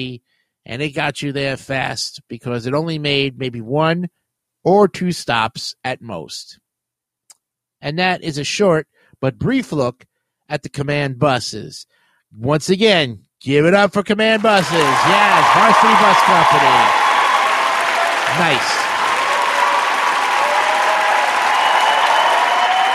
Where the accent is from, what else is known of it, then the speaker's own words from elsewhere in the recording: New York City, New York, United States; I used to live in Richmond Hill in the South Ozone Park border area